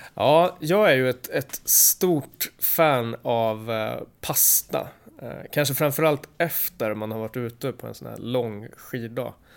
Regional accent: Sweden

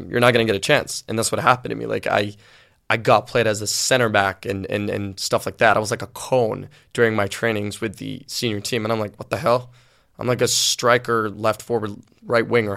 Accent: Sweden; also born or lived in Liverpool, England / Gothenburg, Sweden; I kind of grew up in Sweden, but I had the whole English, you know, roots in me

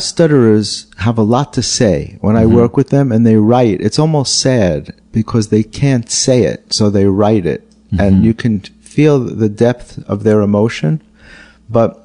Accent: New York City, New York, United States; I grew up in the Bronx

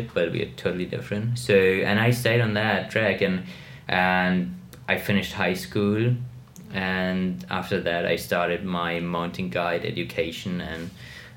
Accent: Munich, Bavaria, Germany; I grew up in Munich

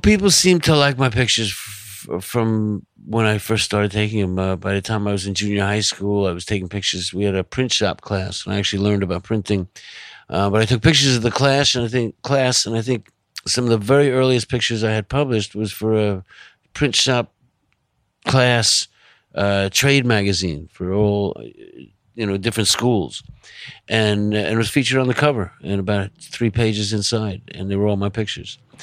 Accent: Long Island, New York, United States; also born or lived in Manhattan, New York; I was born in Manhattan. Uh, I grew up in Long Island. I came back to Manhattan when I was eighteen, and I've been here ever since

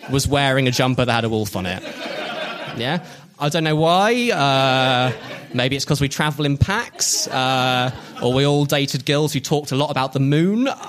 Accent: South East England, United Kingdom; Uh, in my hometown in Oxfordshire.

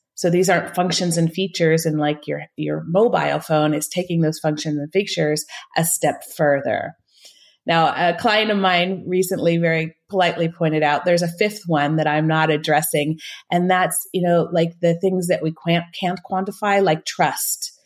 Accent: northern California, United States; moved away as an adult; now in Switzerland; I grew up in the States in California, northern, the northern part of California

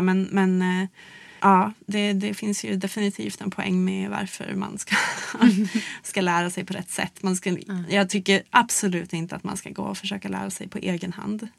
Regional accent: Luleå, Norrbotten County, Sweden; i Luleå då där jag växte upp

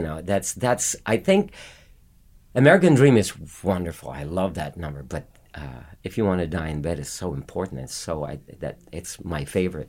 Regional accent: Philippines; born or raised there; moved away as an adult

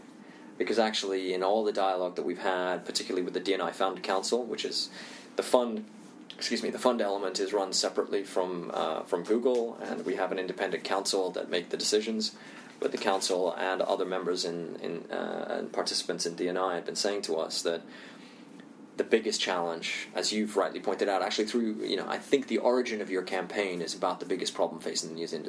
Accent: Indonesia; also born or lived in India; you know, I'm Indian, I also grew up in Indonesia

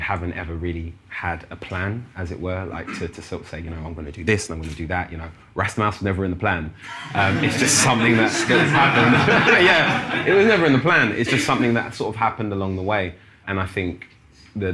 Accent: London, United Kingdom; I'm from North London. And the top of my council estate, you could see the Arsenal Stadium

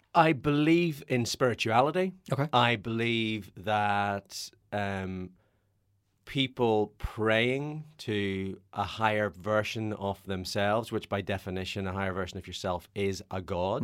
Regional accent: Northern Ireland, United Kingdom; grew up as a Irish Catholic hmm. in Northern Ireland

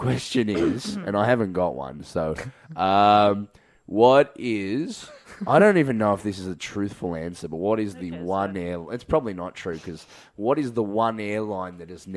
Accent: Melbourne, Victoria, Australia; I'm from Melbourne

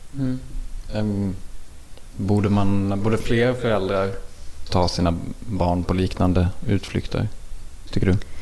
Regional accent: Småland, Sweden; accent: småländska; jag har en småländska som blir så grötig

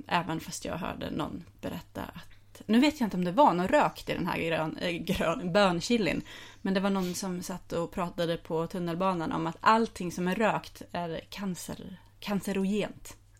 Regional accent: Skåne, Sweden; jag är uppvuxen i Skåne och är till viss del i Skåne och är dialektförvirrad

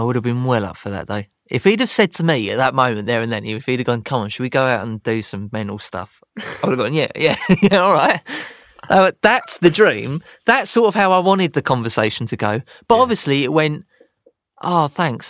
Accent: Croydon, London, United Kingdom; born or raised there

